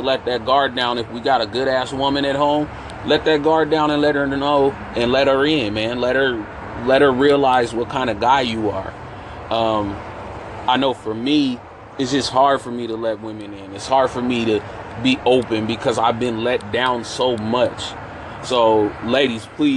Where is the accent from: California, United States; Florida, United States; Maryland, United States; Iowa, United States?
California, United States; San Francisco; I grew up in San Francisco, very cosmopolitan out there.